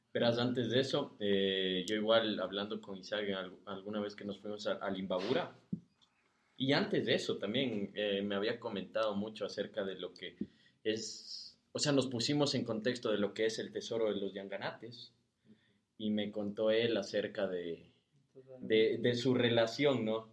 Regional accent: Quevedo, Los Ríos, Ecuador; yo soy de Quevedo

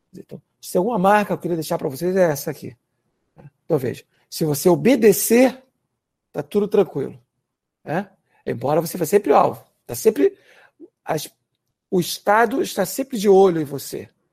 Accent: Rio de Janeiro, Brazil; vários colegas meus em Irajá, por exemplo, onde eu fui criado

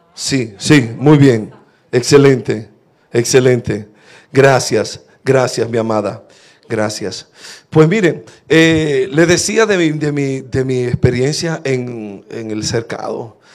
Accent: La Romana, Dominican Republic; moved away; estaba en la romana, en la iglesia donde me crié

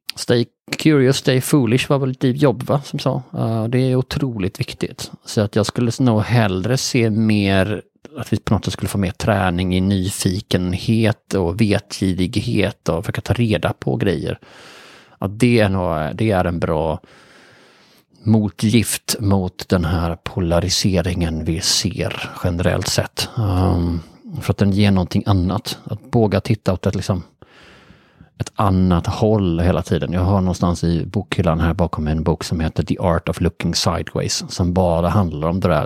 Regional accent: Bjäre Peninsula, Skåne, Sweden; jag är då uppvuxen på Bjärhalvön

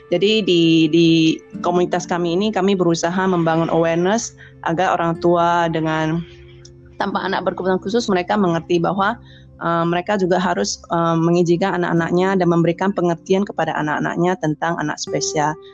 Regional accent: Binjai, North Sumatra, Indonesia; saya dari Kota Binjai, satu kota di Sumatera Utara.

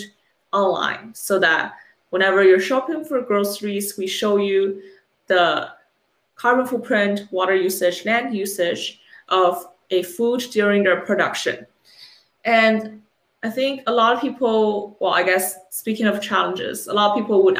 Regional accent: China; moved away; I was born and raised in China for a number of years

